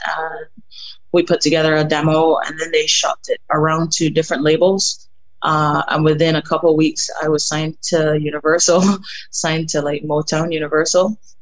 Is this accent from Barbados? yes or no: yes; Barbados; moved away; growing up in Barbados, I I was, I guess you can say that I come from a music family